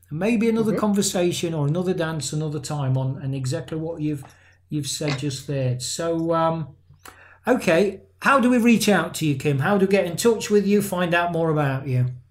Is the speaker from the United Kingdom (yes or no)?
yes; England, United Kingdom; there's some Irish kind of descent in my family, but I'm an English guy